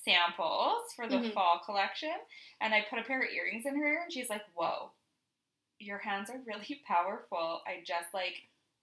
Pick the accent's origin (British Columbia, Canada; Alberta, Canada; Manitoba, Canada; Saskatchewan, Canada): Saskatchewan, Canada; Moose Jaw; I grew up in Moose Jaw.